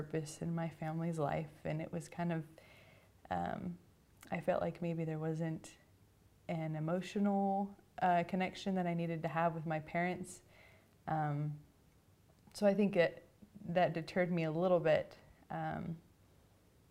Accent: Orem, Utah, United States; I grew up in this general area in Orem, Utah

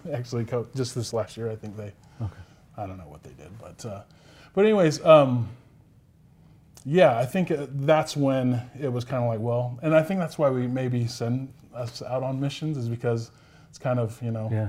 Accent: Sacramento, California, United States; moved away as an adult; also born or lived in Pocatello, Idaho; now in West Valley City, United States; I'm from Sacramento, California. That's where at least I was raised.

